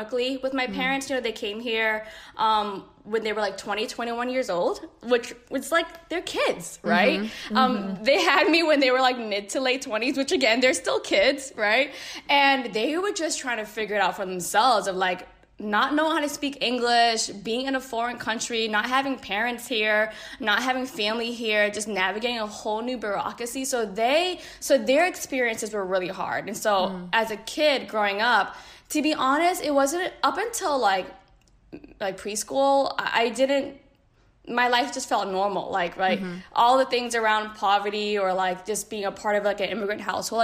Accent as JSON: {"language": "English", "town": "Boston", "region": "Massachusetts", "country": "United States", "tie": "born or raised there", "said": "we both grew up in Boston"}